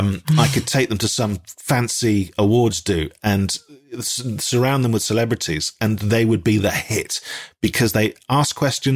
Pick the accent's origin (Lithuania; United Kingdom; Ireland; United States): United Kingdom; Dundee, Scotland; accent: Dundonian; I was from Dundee, and that's quite a strong accent as well